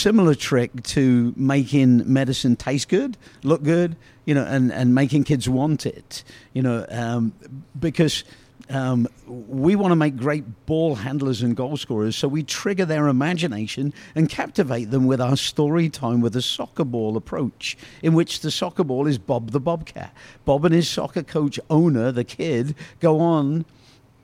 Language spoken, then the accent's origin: English; Oxford, South East England, United Kingdom; I grew up in Oxford, England